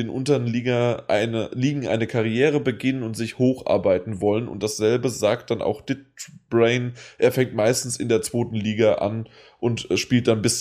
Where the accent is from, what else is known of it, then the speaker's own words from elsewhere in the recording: Frankfurt, Hesse, Germany; Aber ähm, ich bin Frankfurter.